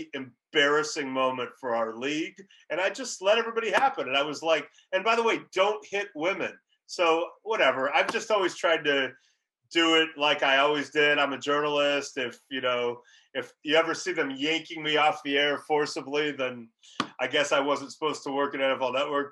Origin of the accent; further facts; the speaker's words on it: Los Angeles, California, United States; moved away as an adult; my hometown, Los Angeles. Haven't lived there since high school